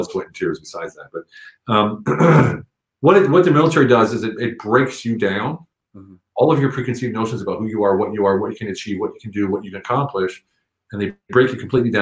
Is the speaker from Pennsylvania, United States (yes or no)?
yes; Pennsylvania, United States; moved away as an adult; also born or lived in Germany / Europe; I was born in Pennsylvania, USA